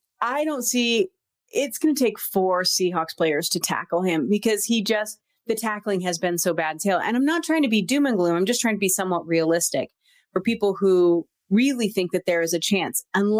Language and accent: English; Montana, United States; also born or lived in Kansas City area (Midwest); now in Kansas City, United States; Now living in the Midwest, and I grew up in Montana, but, and so obviously I was very used to snow